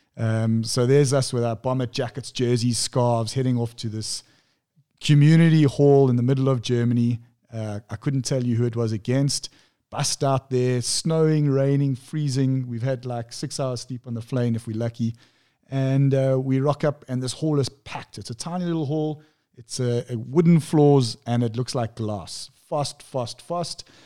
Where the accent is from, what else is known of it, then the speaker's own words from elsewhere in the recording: Pietermaritzburg, KwaZulu-Natal, South Africa; born and bred in Pietermaritzburg.